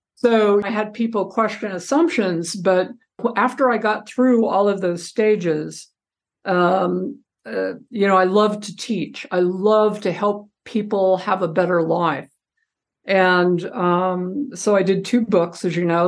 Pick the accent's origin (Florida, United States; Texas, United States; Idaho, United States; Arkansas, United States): Idaho, United States; moved away; also born or lived in Utah; I'm from Idaho too